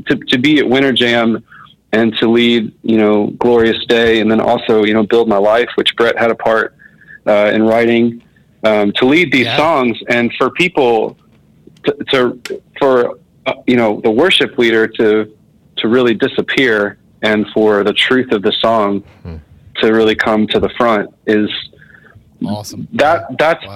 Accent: Marietta, Georgia, United States; I grew up in Marietta, Georgia, so it's like a suburb of Atlanta, which I'm still in Atlanta now

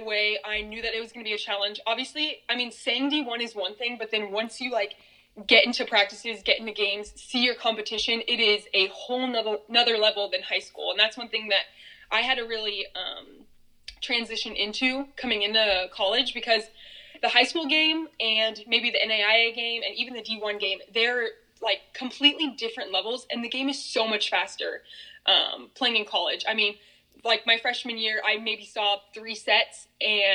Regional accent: Grand Island, Nebraska, United States; now in Omaha, United States; I grew up in Grand Island, Nebraska, probably about 2 hours west of Omaha.

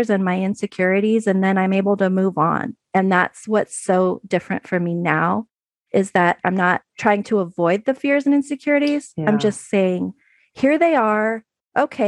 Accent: San Francisco Bay Area, California, United States; moved away as an adult; now in Oregon, United States; I'm from the San Francisco Bay Area

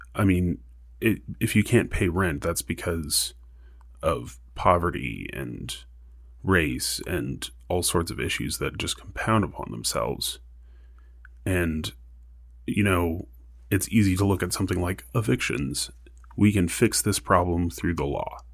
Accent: El Paso, Texas, United States; moved away as an adult; now in Tucson, United States; I'm not from Arizona. I'm from El Paso, Texas, but both of my parents are from Arizona

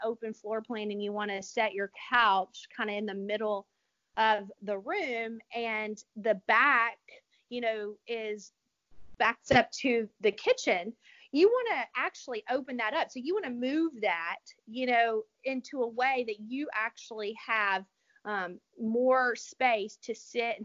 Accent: Louisiana, United States; I'm from Louisiana

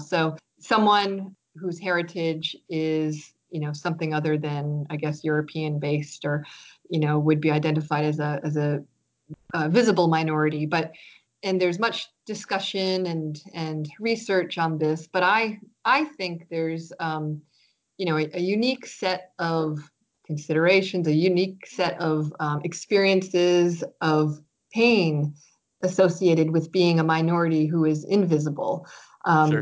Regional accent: Biddeford, Maine, United States; first language French; moved away as an adult; now in Canada; I grew up in Biddeford

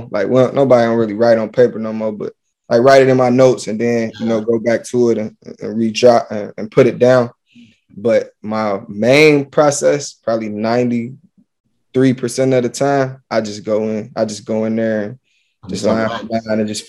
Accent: Cincinnati, Ohio, United States; now in Detroit, United States; I'm from Cincinnati, Ohio

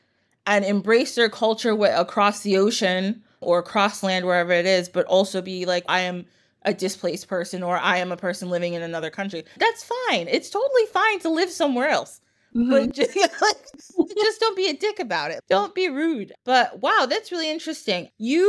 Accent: United States; born there; I live here, I was born in the United States

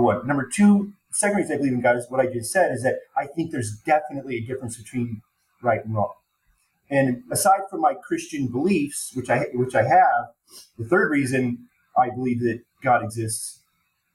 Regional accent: Denver, Colorado, United States; growing up in Denver

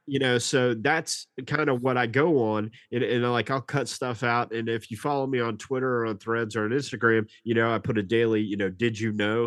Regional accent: Nashville, Tennessee, United States; we're from Nashville

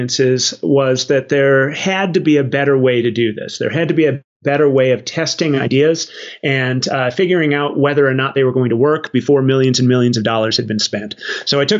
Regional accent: Arizona, United States; I grew up in Arizona

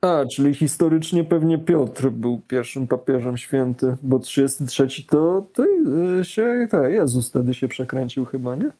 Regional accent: Poland; jestem z Polski

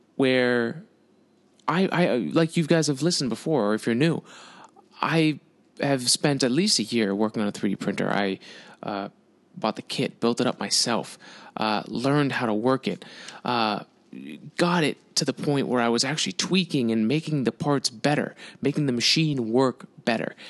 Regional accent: United States; I'm fucking American.

